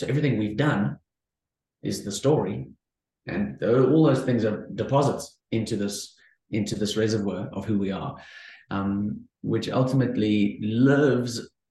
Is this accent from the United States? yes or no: no; Cape Town, Western Cape, South Africa; I am from Cape Town, South Africa